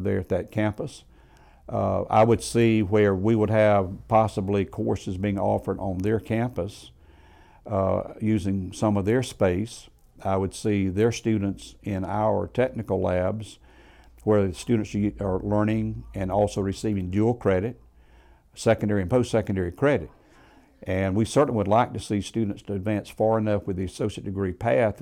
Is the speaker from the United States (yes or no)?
yes; Greenville County, Upstate South Carolina, United States; also born or lived in Columbia, South Carolina; the upstate is home. I was born in Greenville County